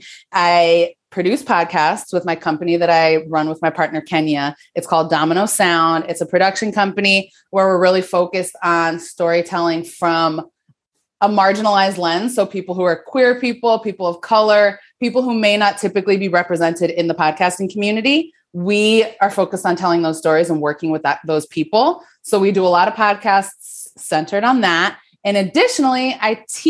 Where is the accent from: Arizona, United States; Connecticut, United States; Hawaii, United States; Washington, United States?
Connecticut, United States; Branford; moved away as an adult; also born or lived in New York City; I grew up in outside of New Haven, Connecticut, in a town called Brantford